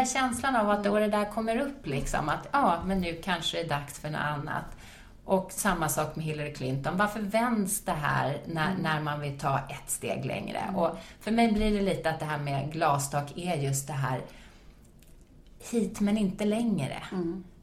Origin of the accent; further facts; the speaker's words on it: Sweden; also born or lived in United States; jag var från Sweden